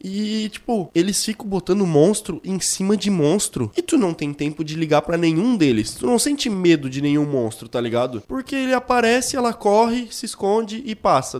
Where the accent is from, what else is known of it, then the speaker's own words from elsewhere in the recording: Brazil; eu sou brasileiro e filho de Deus